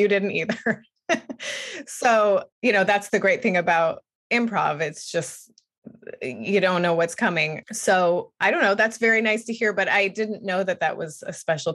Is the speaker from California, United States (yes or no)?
yes; Bakersfield, California, United States; moved away; I was born in Bakersfield too